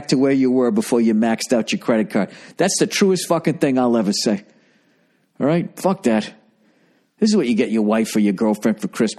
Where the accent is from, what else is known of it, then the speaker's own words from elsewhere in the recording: United States; my 3-day work week here as an American